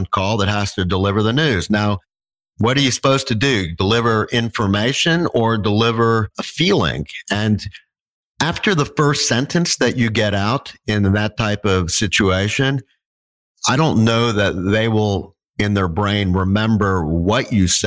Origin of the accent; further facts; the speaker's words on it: Texas, United States; moved away; I'm from Texas originally